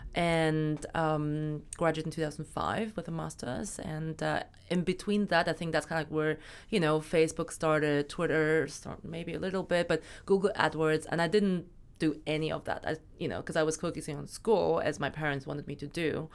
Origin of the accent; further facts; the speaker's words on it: Germany; moved away as an adult; also born or lived in China / Berlin; now in London, United Kingdom; I was born in China, but I moved to Germany when I was six, um, so I got all my education actually in Germany